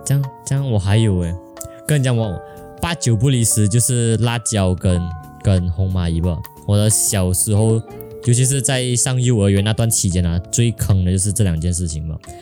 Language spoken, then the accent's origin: Chinese; Malaysia; 我们是来自马来西亚两百六十八青少年当中的两个废青